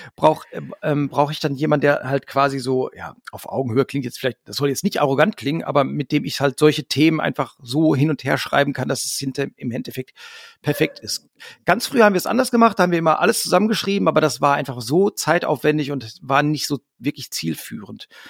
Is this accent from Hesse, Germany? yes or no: no; Hamm, North Rhine-Westphalia, Germany; wir kommen halt alle aus Hamm, wir haben uns in Hamm gegründet irgendwie. Wir sind auch immer wieder hier zurückgekommen